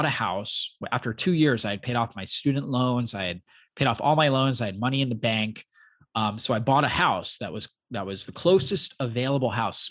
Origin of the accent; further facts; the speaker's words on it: Florida, United States; also born or lived in Long Island, New York / Poconos, Pennsylvania; I grew up in Florida